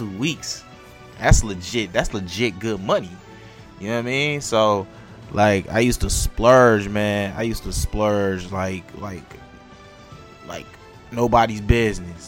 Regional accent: Detroit, Michigan, United States; I'm from Detroit, so I would go to Northland was the closest mall to Detroit

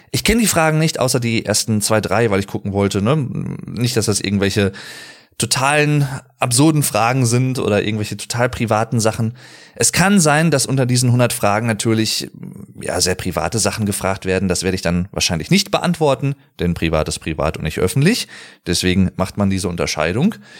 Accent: Arnsberg, North Rhine-Westphalia, Germany; Ich komme aus dem Sauerland, aus dem schönen Arnsberg.

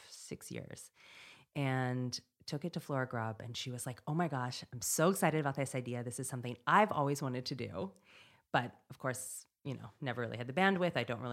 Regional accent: Montana, United States; moved away; we grew up in Montana with no internet

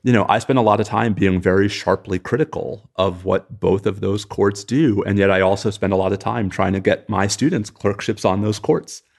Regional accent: New York, United States; moved away; also born or lived in Texas; I'm a New Yorker

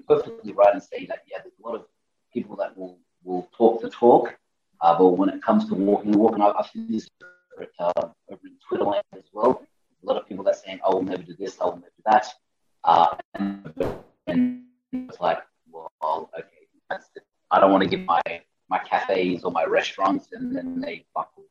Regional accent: Australia; moved away as an adult; now in Panama; I'm from Australia

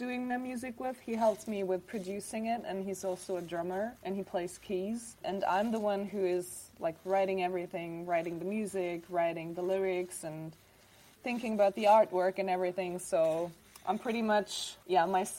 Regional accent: Germany; also born or lived in Dubrovnik, Croatia; I was born there, and then I came to Germany when I was 4

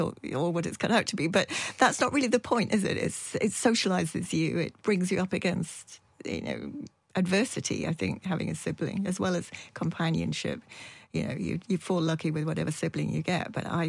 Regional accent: Yorkshire and the Humber, United Kingdom; also born or lived in Dundee; now in Edinburgh, United Kingdom; I'm from Yorkshire

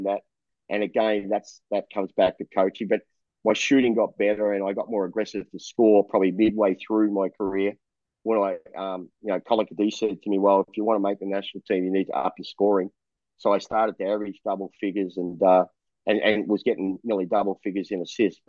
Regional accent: Melbourne, Victoria, Australia; moved away as an adult; now in Taiwan; I was born in Collingwood. You know the borders, right? The borders, Victoria Street, right? So I was born in there, and I sold newspapers in Richmond when I was a kid

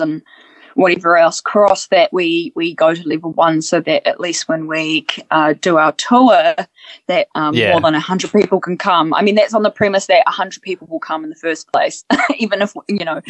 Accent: New Zealand; also born or lived in Ukraine; I was born in the Ukraine, came to New Zealand when I was really young.

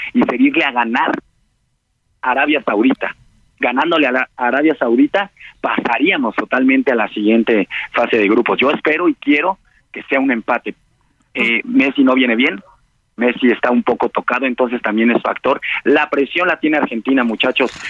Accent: Mexico; como buen mexicano

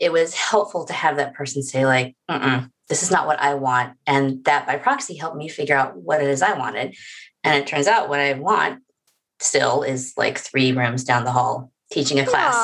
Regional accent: the South, United States; I'm from the South where wedding announcements are very important

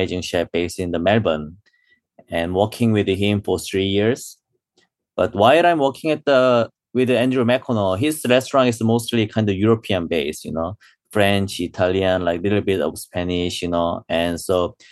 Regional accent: South Korea; English is a second language; moved away as an adult; also born or lived in London, United Kingdom / Australia; now in New York, United States; I born and raised in Korea

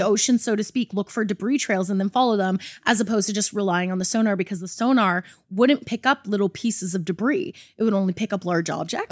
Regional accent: Canada; I'm Canadian.

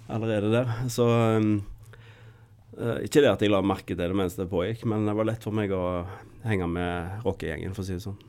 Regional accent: Skudeneshavn, Rogaland, Norway; Jeg har vokst opp på Karmøy

